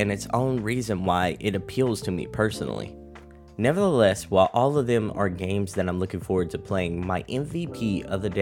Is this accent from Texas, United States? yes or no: yes; Texas, United States; my home state of Texas